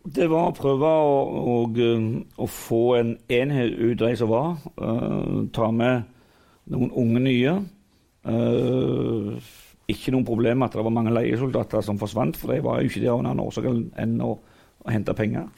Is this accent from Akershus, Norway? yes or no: no; Figgjo, Rogaland, Norway; jeg kommer jo fra Figgen der alt er frivillig